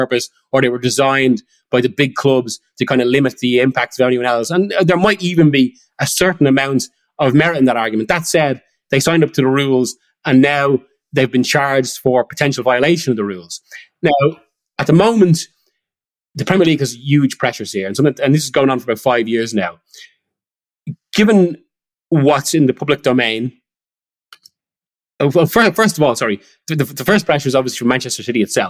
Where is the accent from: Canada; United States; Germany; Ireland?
Ireland; as you can tell from the accent, I'm half Irish and grew up there